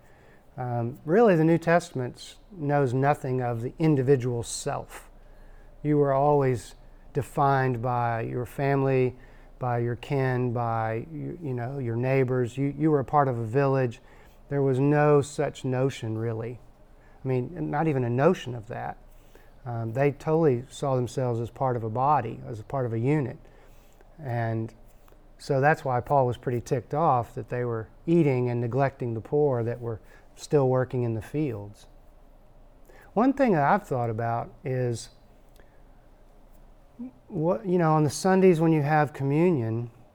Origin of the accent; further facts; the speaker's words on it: Texas, United States; I'm from Texas